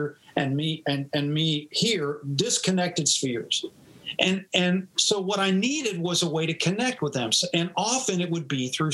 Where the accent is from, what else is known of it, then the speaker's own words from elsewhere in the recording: Louisville, Kentucky, United States; also born or lived in East Tennessee; now in Charlotte, United States; I grew up in Louisville, Kentucky